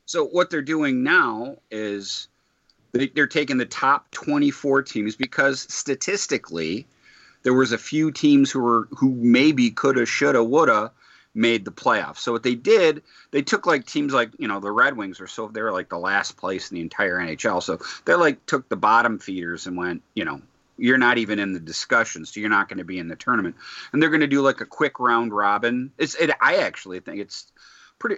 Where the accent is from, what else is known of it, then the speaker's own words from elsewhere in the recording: Detroit, Michigan, United States; I'm from Detroit